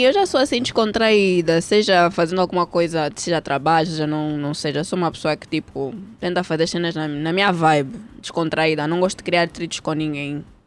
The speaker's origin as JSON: {"language": "Portuguese", "town": "Barcelona", "region": "Catalonia", "country": "Spain", "tie": "born or raised there", "also_born_or_lived": "Portugal", "moved": "as an adult", "lives_now": "Angola", "said": "eu nasci cá, mas eu cresci em Espanha"}